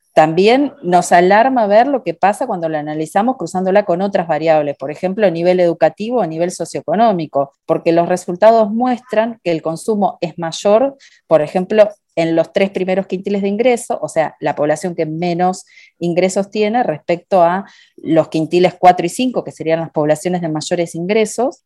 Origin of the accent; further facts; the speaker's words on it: Argentina; en mi país, Argentina